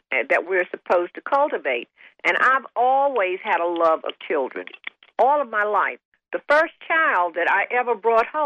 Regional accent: the South, United States; Because, see, growing up in the South, you didn't put your grandmothers in nursing homes.

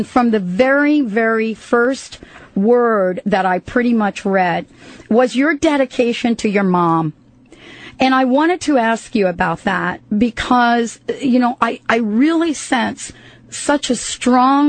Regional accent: New York City, New York, United States; moved away; also born or lived in New Jersey; I grew up in New York and New Jersey

